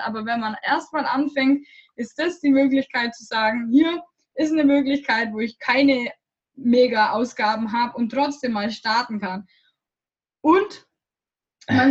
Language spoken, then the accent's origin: German; Germany; moved away; ich komme aus Deutschland